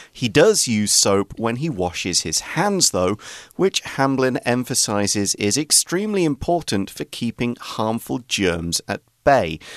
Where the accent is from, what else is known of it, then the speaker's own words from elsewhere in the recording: England, United Kingdom; now in Taiwan; when I was growing up in England